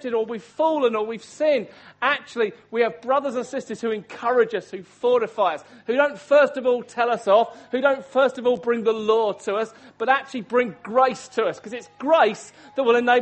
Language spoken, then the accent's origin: English; Hastings, South East England, United Kingdom; I'm from the town of Hastings, that's my hometown where I grew up.